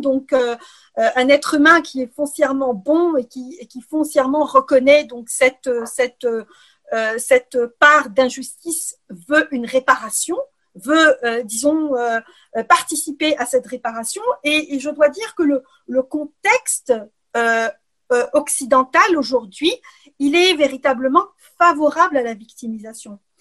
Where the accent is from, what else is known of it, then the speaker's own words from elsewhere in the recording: Algeria; moved away as an adult; also born or lived in Ukraine / Quebec, Canada / France; now in Brussels, Belgium; je suis née en Ukraine euh, et j'ai grandi en Algérie